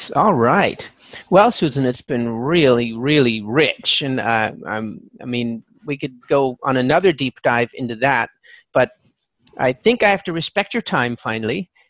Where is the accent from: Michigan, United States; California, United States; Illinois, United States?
California, United States; I look forward to talking to you again and maybe hitting one of your boot camps because I'm from California.